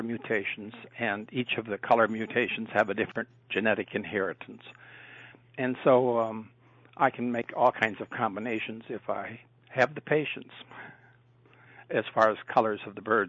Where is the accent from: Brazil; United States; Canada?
United States; South Dakota; moved away as an adult; also born or lived in Minnesota / Indiana; now in Ohio, United States; I was born and raised in South Dakota